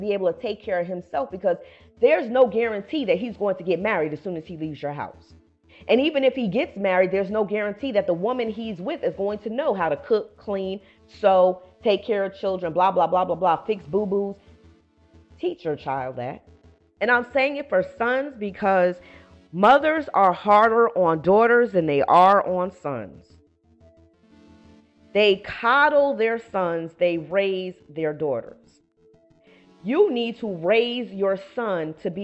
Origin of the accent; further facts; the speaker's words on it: Paterson, New Jersey, United States; moved away as an adult; now in Atlanta, United States; I come from Paterson, New Jersey